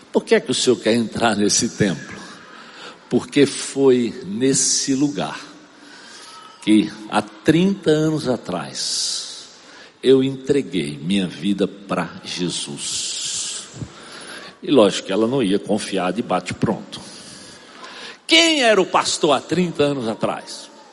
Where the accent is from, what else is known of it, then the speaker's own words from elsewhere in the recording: Arcoverde, Pernambuco, Brazil; moved away; Eu sou de Arco Verde, Pernambuco.